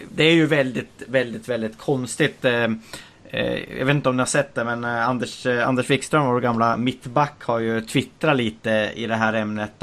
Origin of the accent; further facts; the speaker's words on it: Bollnäs, Gävleborg County, Sweden; jag är från Bollnäs